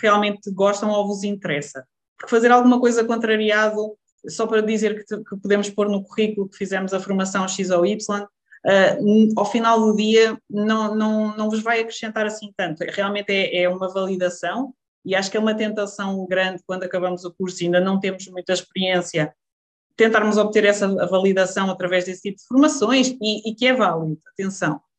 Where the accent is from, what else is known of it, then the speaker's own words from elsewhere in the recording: Lousã, Centro, Portugal; moved away as an adult; voltar aqui para a Zona Centro, vim, voltei para a Lausanne, que, que é a minha terra natal